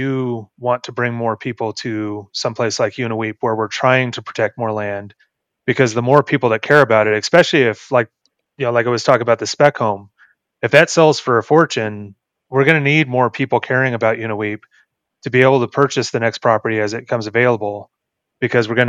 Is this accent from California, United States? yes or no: yes; Los Angeles, California, United States; moved away; I'm from Los Angeles originally, and I moved here in 2005